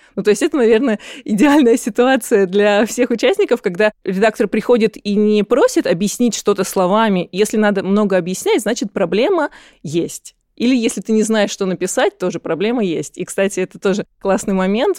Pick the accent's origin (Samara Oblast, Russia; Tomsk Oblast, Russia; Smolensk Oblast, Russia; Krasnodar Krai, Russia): Krasnodar Krai, Russia; Krasnodar; moved away as an adult; now in Moscow, Russia; я сама из Краснодара